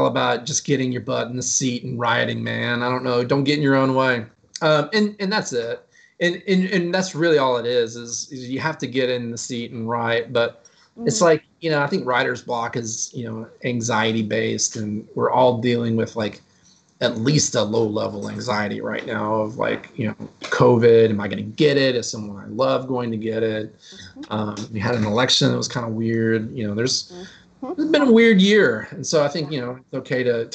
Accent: Waco, Texas, United States; I'm kind of from Waco, so I wasn't born there, but my family lives there

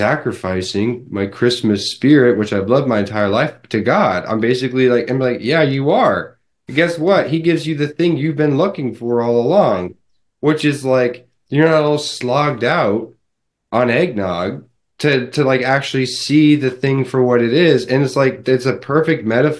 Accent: United States; I can only speak as an American

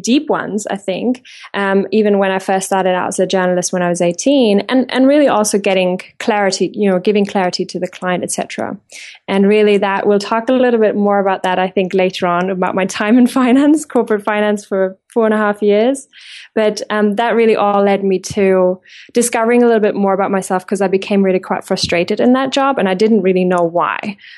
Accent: Germany; English is a second language; moved away as an adult; now in England, United Kingdom; because I have left my home country, Germany, when I was about 21, 11 years ago.

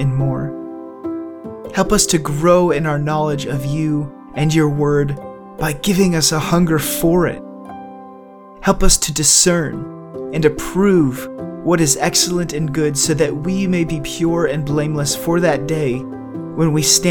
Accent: Cleveland, Ohio, United States; moved away; I'm originally from Cleveland, and so I've grown to be a rather die-hard Cleveland

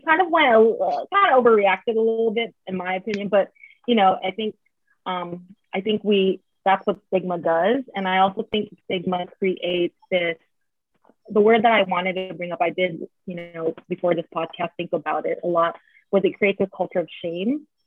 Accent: San Jose, California, United States; moved away as an adult; now in Philadelphia, United States; I was born and raised in San Jose, so Bay Area Ooh. girl for life. Currently live in Philly

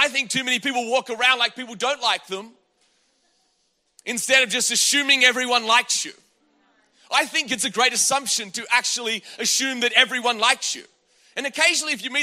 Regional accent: Australia; now in United States; I grew up in Australia.

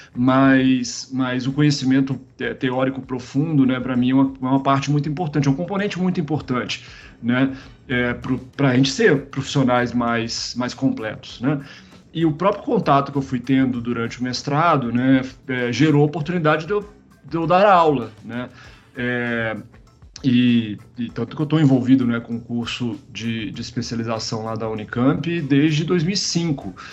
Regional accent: Caratinga, Minas Gerais, Brazil; moved away; also born or lived in Juiz de Fora / Belo Horizonte / Campinas; eu sou mineiro, né, na verdade, de Juiz de Fora. Né? Eu, eu nasci em Juiz de Fora e morei muitos anos no interior de Minas, né, numa cidadezinha chamada Caratinga

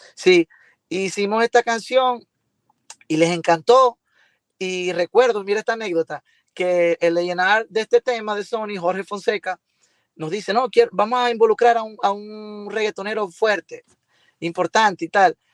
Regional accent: Venezuela; moved away as an adult; now in Miami, United States; aquí en Venezuela

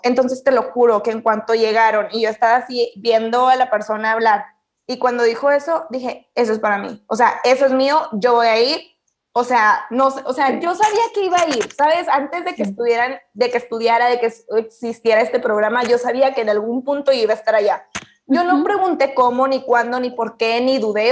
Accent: Camargo, Chihuahua, Mexico; Yo soy de Chihuahua y, bueno, vivo en un pueblo, mi casa familiar está en Camargo, es un pueblito

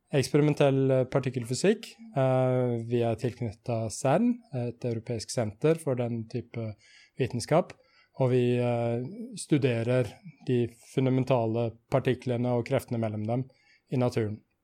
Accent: Sarpsborg, Østfold, Norway; also born or lived in Trondheim; født i Trondheim, men oppvokst i Sarpsborg, mm. og bor i Sarpsborg nå

